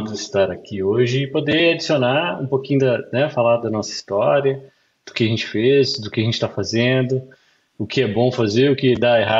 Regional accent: Belo Horizonte, Minas Gerais, Brazil; moved away as an adult; now in Boston, United States; Sou de Belo Horizonte. BH. Belo Horizonte. Nasci criado em Belo Horizonte, mas os meus pais vieram da Zona da Mata.

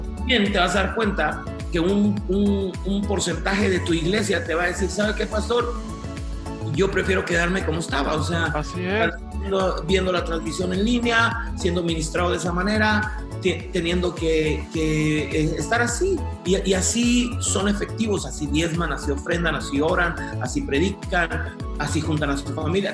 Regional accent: Guatemala; moved away; also born or lived in United States; yo nací en Guatemala, Centroamérica, este, viví eh, algunos años allá, después este, viajé a Estados Unidos

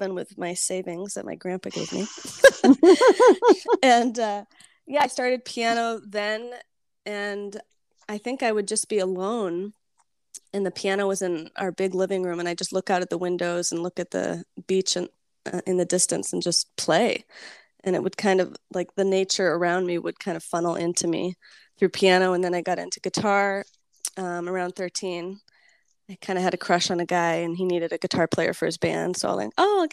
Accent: Kauai, Hawaii, United States; moved away as an adult; also born or lived in Los Angeles; growing up in Kauai

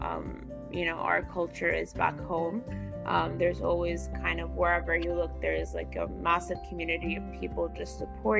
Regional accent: Saudi Arabia; moved away as an adult; now in Seattle, United States; I am originally from Saudi Arabia. I'm an international student studying at the University of Washington in Seattle

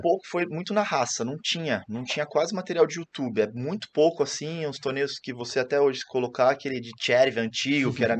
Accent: Santos, São Paulo, Brazil; Eu sou de Santos

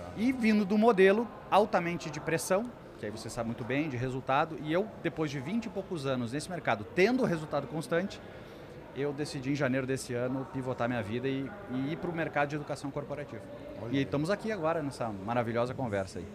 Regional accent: Lajeado, Rio Grande do Sul, Brazil; eu venho do interior do Rio Grande do Sul, uma cidade chamada Lajeado

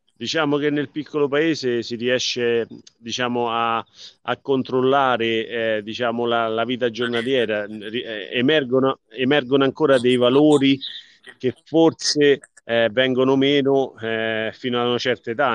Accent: Vallerano, Lazio, Italy; mio paese che amo, dove, sono, eh, dove ho vissuto fin da, dai primi mesi di vita

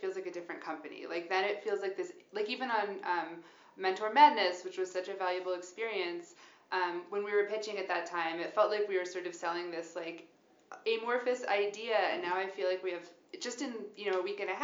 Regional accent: St. Louis, Missouri, United States; moved away as an adult; also born or lived in Washington, D.C.; I'm originally from St. Louis

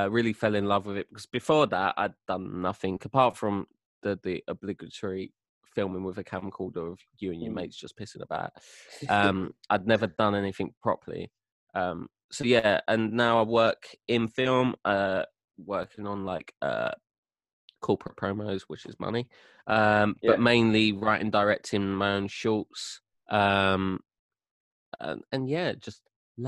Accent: London, United Kingdom; accent: apples and pears; I'm from London, if you haven't guessed my bloody apples and pears accent

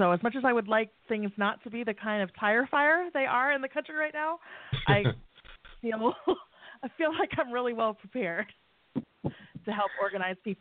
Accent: South Dakota, United States; my home state

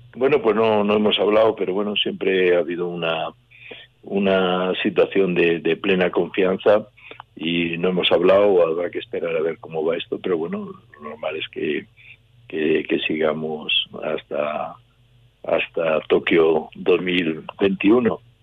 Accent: León, Castile and León, Spain; en mi tierra, aquí estoy entrenando

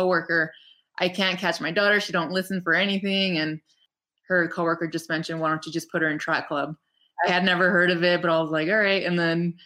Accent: Rancho Cucamonga, California, United States; moved away as an adult; now in Big Bear Lake, United States; my hometown of Ranch Cucamonga

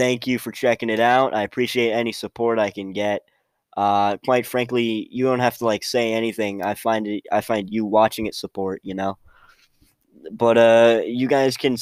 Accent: Pennsylvania, United States; I'm from Pennsylvania

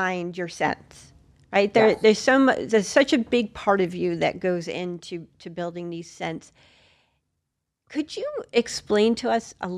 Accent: New York, United States; now in Florida, United States; I'm originally from New York

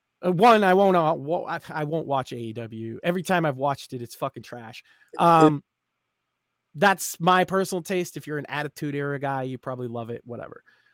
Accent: the North, United States; I'm from the North.

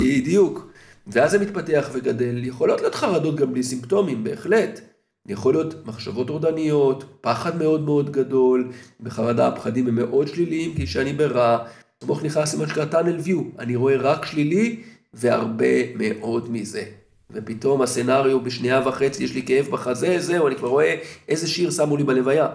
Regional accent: Israel; אנחנו כישראלים בעולם המערבי

